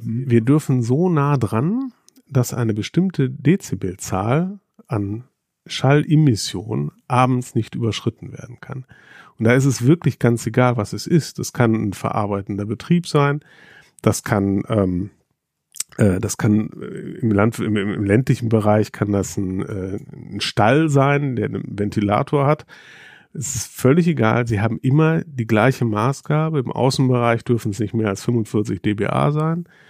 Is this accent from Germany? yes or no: yes; North Rhine-Westphalia, Germany; ich bin am Niederrhein aufgewachsen